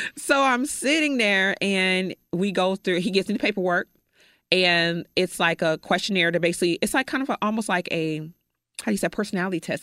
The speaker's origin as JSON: {"language": "English", "town": "Chicago", "region": "Illinois", "country": "United States", "moved": "yes", "said": "I am from Chicago. I have no family here whatsoever"}